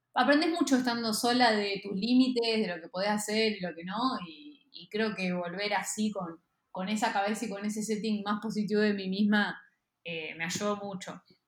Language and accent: Spanish; Bragado, Buenos Aires Province, Argentina; En el maternal suizo, acá en Capital Federal. Eh, y me mudé a Bragado cuando tenía tres